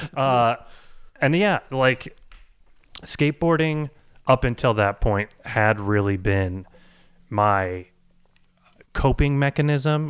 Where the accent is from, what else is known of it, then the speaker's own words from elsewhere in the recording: Boise, Idaho, United States; as a suburban, uh, white boy growing up in Boise, Idaho